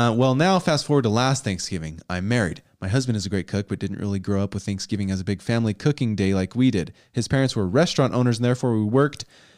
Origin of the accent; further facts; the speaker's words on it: Pennsylvania, United States; moved away as an adult; now in Florida, United States; Backstory, I grew up in Pennsylvania in a huge family, 10 kids, and holidays are a family affair.